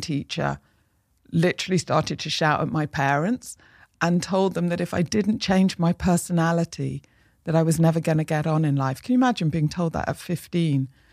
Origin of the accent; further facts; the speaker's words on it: Manchester, North West England, United Kingdom; I grew up in Manchester